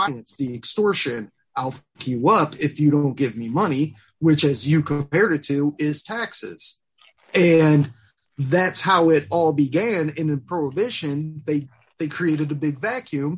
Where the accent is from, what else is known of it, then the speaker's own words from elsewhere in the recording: Detroit, Michigan, United States; we're from Detroit, a notoriously corrupt and just very violent city